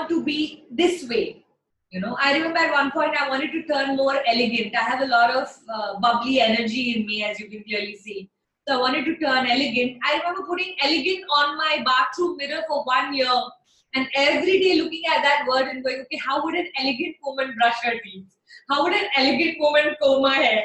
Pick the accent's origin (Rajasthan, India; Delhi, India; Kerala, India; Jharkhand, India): Delhi, India; now in Chennai, India; I'm a Punjabi from Delhi